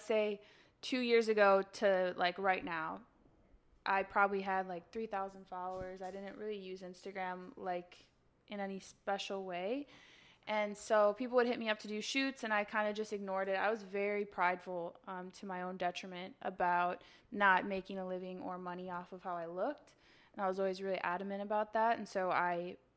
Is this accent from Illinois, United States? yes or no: yes; Chicago, Illinois, United States; moved away as an adult; now in Los Angeles, United States; I'm from Chicago. I've been in LA 4.5 years